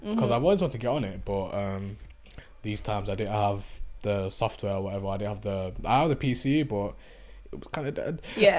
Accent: Hyde, North West England, United Kingdom; accent: Manny; coming from a small town in Manchester called Hyde.

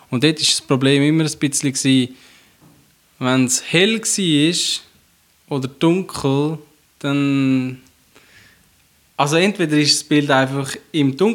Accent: Switzerland; was praktisch ja sowieso niemand mehr hat bei uns in der Schweiz

